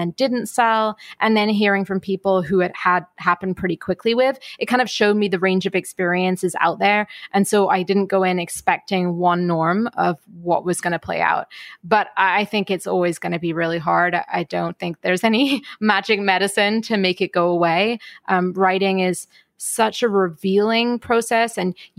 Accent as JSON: {"language": "English", "country": "United Kingdom", "also_born_or_lived": "Ireland", "moved": "yes", "lives_now": "New York, United States", "said": "I'm British, but live in New York. So having my family back in Ireland be able to tune in is really important"}